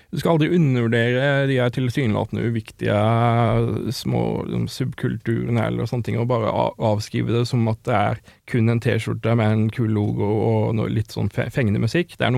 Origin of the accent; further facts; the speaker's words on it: Sørlandet, Norway; jeg vokste opp på Sørlandet